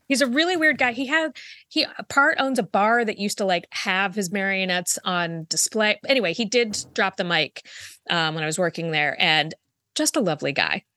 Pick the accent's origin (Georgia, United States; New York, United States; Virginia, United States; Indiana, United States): Virginia, United States; growing up in Virginia